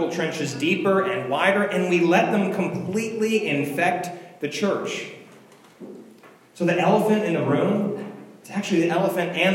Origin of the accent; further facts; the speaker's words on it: Virginia, United States; where we grew up in Virginia, what schools we went